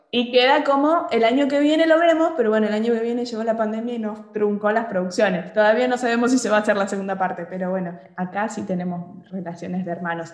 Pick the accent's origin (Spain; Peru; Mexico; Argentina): Argentina; si yo me planto desde Argentina